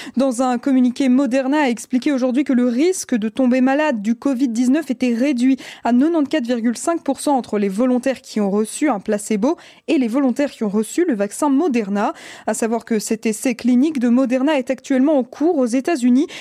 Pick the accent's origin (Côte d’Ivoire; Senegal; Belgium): Belgium; chez nous en Belgique